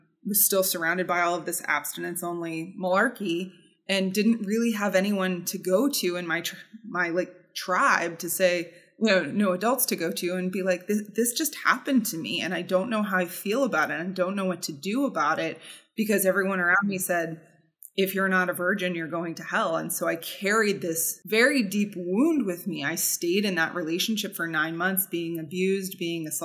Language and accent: English; Southern Ohio, United States; where I grew up in Southern Ohio